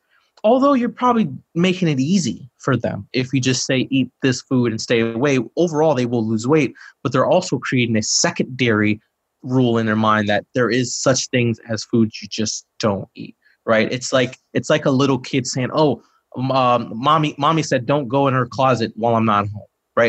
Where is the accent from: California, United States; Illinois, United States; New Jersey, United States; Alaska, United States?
Illinois, United States; Chicago; dude, I'm from Chicago.